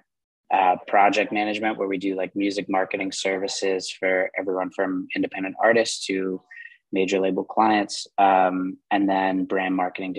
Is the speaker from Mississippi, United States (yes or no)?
no; New York, United States; also born or lived in London, England; I was born in London, England, raised in New York, immigrated to the States when I was 7 years old